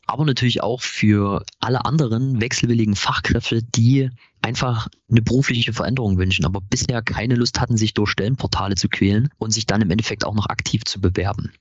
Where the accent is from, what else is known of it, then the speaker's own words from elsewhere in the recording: Chemnitz, Saxony, Germany; Wir sind ein Chemnitzer Startup, äh, äh, Startup gegründet von drei Chemnitzern